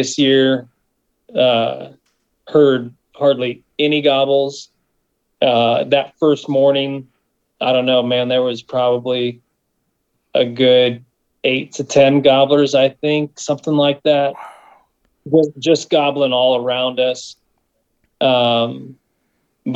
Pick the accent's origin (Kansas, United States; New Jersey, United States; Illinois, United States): Kansas, United States; South Central; from Elevate Stand Company from South Central Kansas